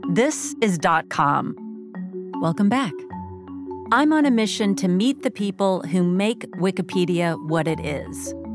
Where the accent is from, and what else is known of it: Oakton, Virginia, United States; born or raised there; also born or lived in Fort Belvoir, Virginia